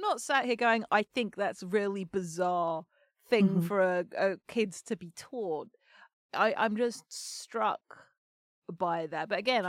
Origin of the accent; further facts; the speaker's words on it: Kolkata, West Bengal, India; now in United States; I grew up in Calcutta, like, around punks and hippies as well